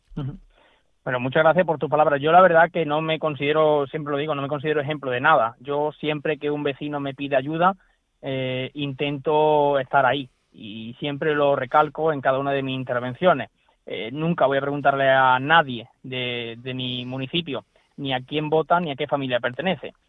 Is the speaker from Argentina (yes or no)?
no; Hornachuelos, Andalusia, Spain